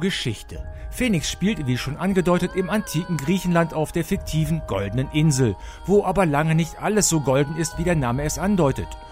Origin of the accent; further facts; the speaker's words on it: Rhineland, Germany; bei uns im Rheinland